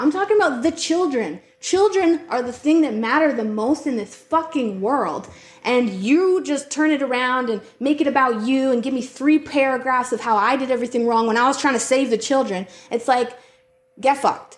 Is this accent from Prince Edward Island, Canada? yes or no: no; North Battleford, Saskatchewan, Canada; I come from North Battleford and I drove a res rocket as they called it